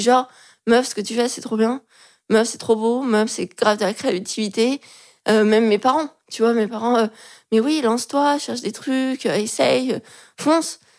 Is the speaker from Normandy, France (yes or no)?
no; Lyon, Auvergne-Rhône-Alpes, France; now in Paris, France; je suis de Lyon